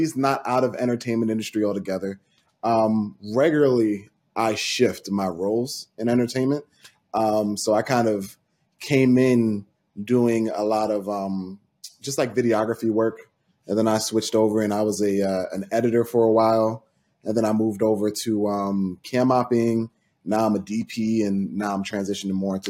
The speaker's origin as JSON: {"language": "English", "town": "Franklin", "country": "United States", "tie": "born or raised there", "said": "the town me and Nina are both from, shout out to Franklin"}